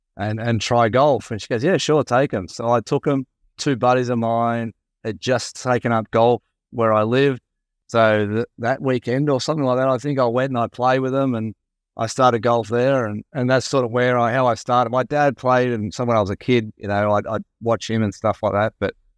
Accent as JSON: {"language": "English", "country": "Australia", "said": "By chance, really, through being Australian."}